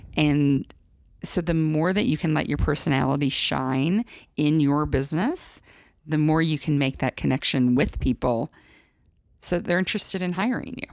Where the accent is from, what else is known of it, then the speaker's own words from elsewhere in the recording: Midwest, United States; moved away; I'm from the Midwest originally